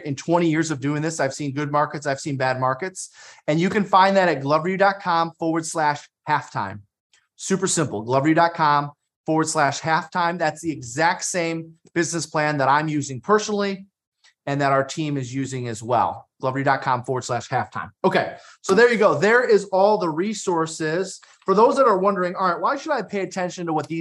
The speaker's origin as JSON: {"language": "English", "town": "Detroit", "region": "Michigan", "country": "United States", "said": "I'm from Detroit. We get picked on for everything"}